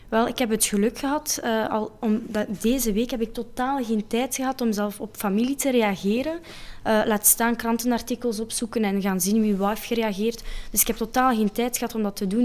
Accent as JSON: {"language": "Dutch", "town": "Geraardsbergen", "region": "Flanders", "country": "Belgium", "said": "Ik kom van Gerardsbergen"}